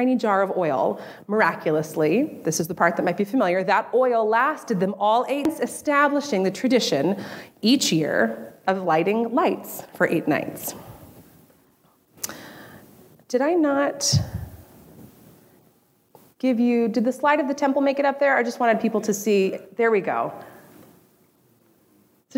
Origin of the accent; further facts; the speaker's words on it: Southern California, United States; I grew up in Southern California